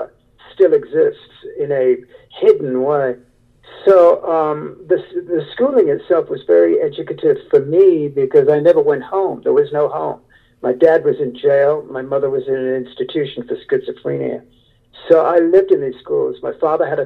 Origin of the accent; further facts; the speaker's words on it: United Kingdom; moved away; I was raised in the Gothic Wuthering Heights atmosphere of British aristocracy